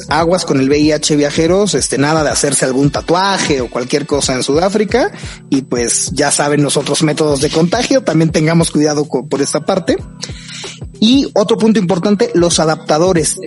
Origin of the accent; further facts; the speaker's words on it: Mexico; como mexicanos necesitamos visa